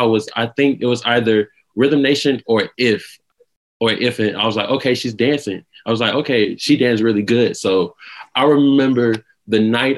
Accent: Atlanta, Georgia, United States; I'm 23, and I'm from Atlanta, Georgia

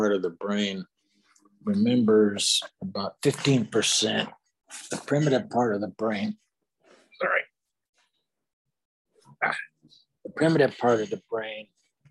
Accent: Bakersfield, California, United States; I was born and raised in Bakersfield

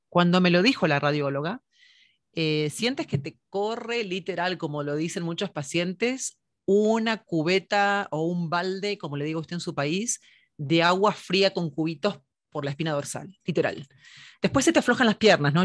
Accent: Buenos Aires, Argentina; also born or lived in Mexico; now in United States; nací en Buenos Aires, Argentina, en San

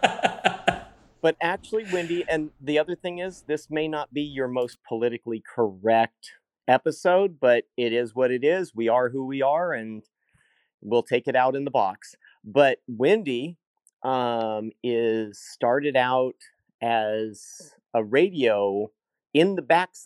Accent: Healdsburg, California, United States; I grew up in Healdsburg.

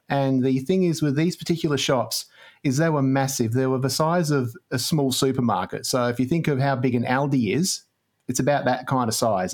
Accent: Australia; we're Australian

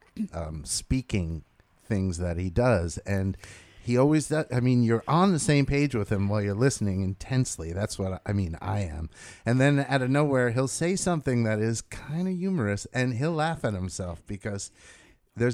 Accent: United States; as an American

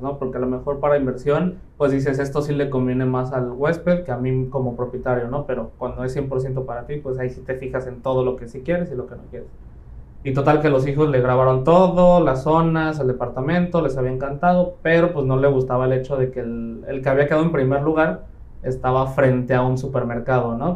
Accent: Playa del Carmen, Quintana Roo, Mexico; also born or lived in Mexico City; soy de Ciudad de México, llevo aquí viviendo en Playa del Carmen aproximadamente 15, ya casi 16 años, prácticamente más de la mitad de mi vida, llegué cuando apenas iba a terminar sexto de primaria, entonces prácticamente aquí, aquí crecí

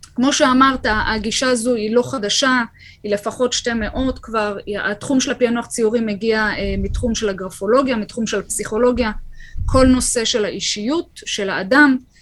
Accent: Kfar Saba, Central District, Israel; שגדלתי ככה בכפר סבא, גדלנו יחד

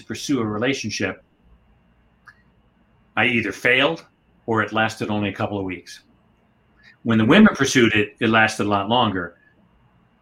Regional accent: Northeast Ohio, United States; I grew up in Northeast Ohio in a small town about 30 miles east of Cleveland, kind of farm country

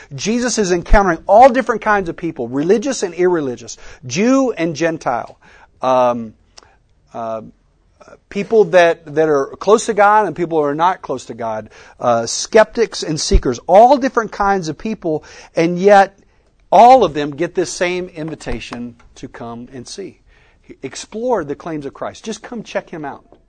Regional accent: West Texas, United States; I grew up in West Texas

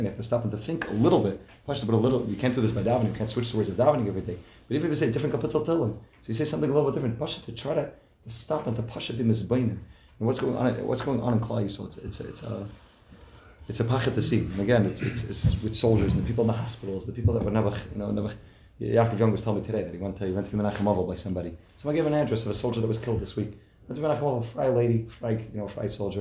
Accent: New Jersey, United States; I'm from New Jersey

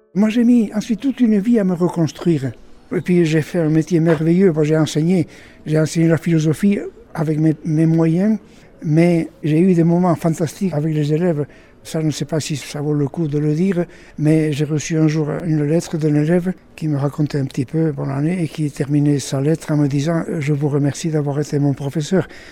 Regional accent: Ailette, Nouvelle-Aquitaine, France; je suis né à Ailette il y a assez longtemps, mais peu importe, je suis toujours là

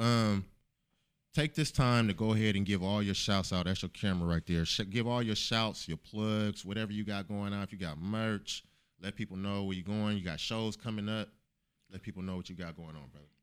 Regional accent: Oakland, California, United States; I'm from Oakland.

